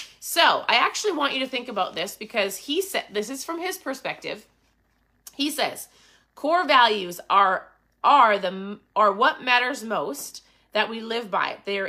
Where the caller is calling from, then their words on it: Minnesota, United States; I'm tuning in from Minnesota.